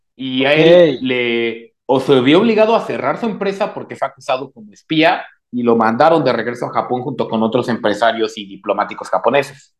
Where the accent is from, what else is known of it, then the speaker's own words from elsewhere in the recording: Mexico; habilidosos somos los mexicanos